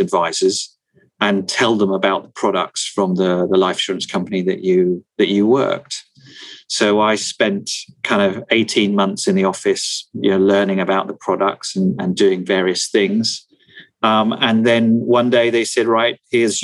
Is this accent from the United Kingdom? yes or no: yes; New Forest, South East England, United Kingdom; I was born in the New Forest.